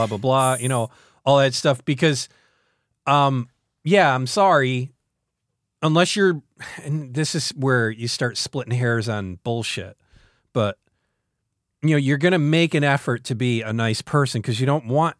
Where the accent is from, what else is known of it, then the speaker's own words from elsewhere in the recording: New York, United States; born there; You know, I was born obviously in northern New York